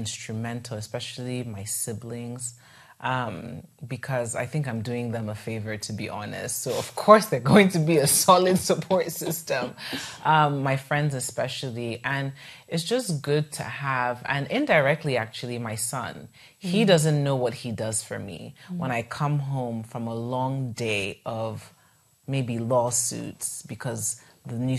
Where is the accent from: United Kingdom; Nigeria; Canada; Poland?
Nigeria; Igbo part of Nigeria, South East Nigeria; I'm from the Igbo part of Nigeria. So we do refer to ourselves as the Easterners